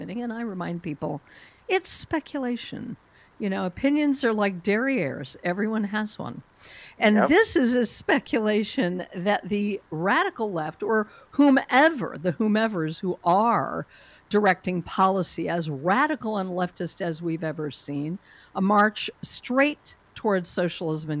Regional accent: Colorado, United States; moved away; Colorado, my home state, where I no longer live

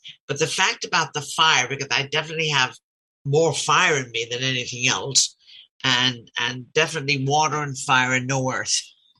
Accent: Ireland; moved away; I grew up in Ireland

